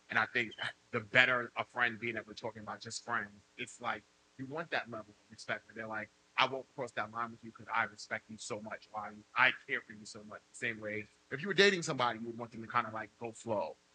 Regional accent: New York City, New York, United States; I'm from the Bronx.

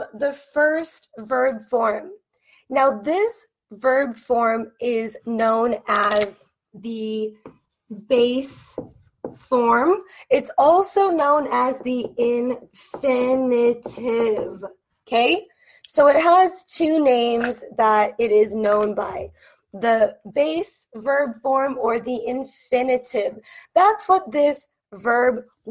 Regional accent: United States; I am an American teacher from the United States

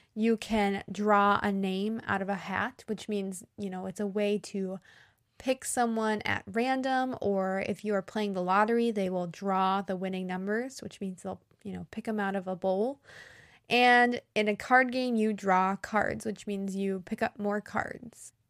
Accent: United States; I'm an American English teacher

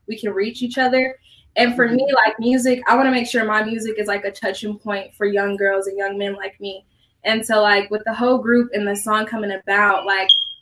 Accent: Denver, Colorado, United States; I'm from Denver, Colorado, born and raised

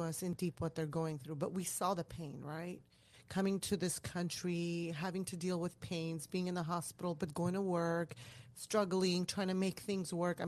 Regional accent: Iran; moved away; I was born in Iran

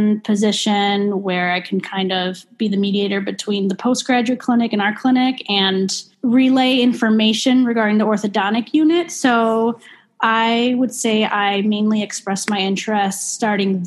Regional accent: Chicago, Illinois, United States; also born or lived in Milwaukee; I'm from Chicago. I'm from the North Shore, northern suburbs

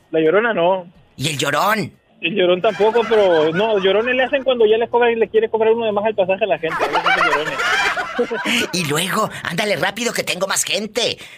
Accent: Novillero, Nayarit, Mexico; Se llama Novillero.

